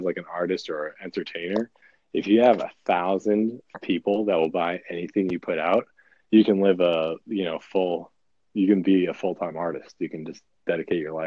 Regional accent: Boston, Massachusetts, United States; now in Burbank, United States; I'm from Boston, but I live in Burbank, California, which is like

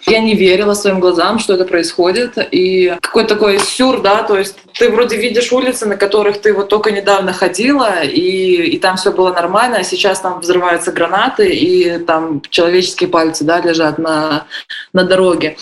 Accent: Belarus

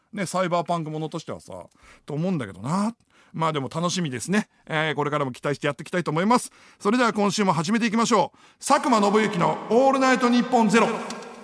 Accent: Iwaki, Fukushima, Japan; moved away as an adult; now in Tokyo, Japan; 僕福島県の出身なんですよ。

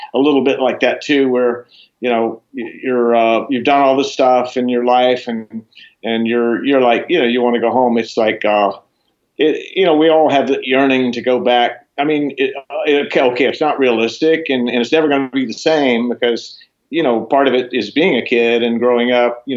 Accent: Florida, United States; moved away; also born or lived in Boulder, Colorado / Los Angeles; I grew up in Florida

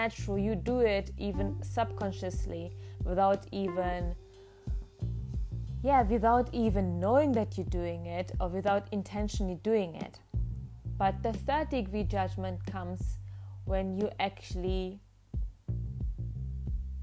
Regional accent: Germany; English is a second language; I was born in Germany

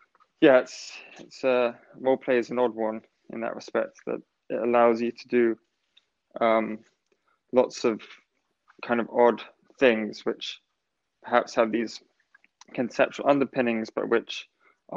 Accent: England, United Kingdom; being an English person

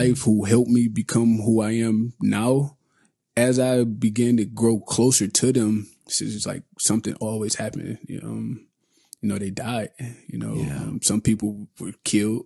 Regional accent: Detroit, Michigan, United States; I come from Detroit, Michigan. I grew up in project housing.

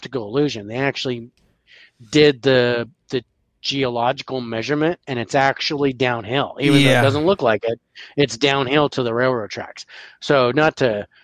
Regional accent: Washington, United States; also born or lived in Reno, Nevada; I didn't move to Washington until I was eight

